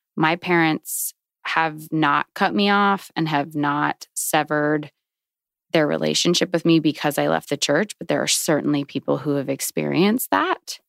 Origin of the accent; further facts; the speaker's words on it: Virginia, United States; I grew up in Virginia